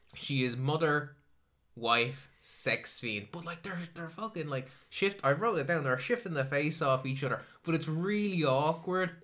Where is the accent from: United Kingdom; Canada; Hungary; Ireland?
Ireland